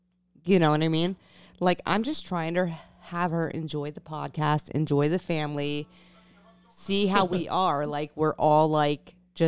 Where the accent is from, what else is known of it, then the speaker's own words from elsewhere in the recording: East Coast, United States; moved away; also born or lived in North Dakota; I'm from the East Coast.